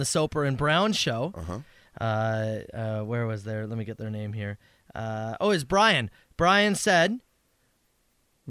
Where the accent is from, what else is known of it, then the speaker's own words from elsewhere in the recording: Canada; as a Canadian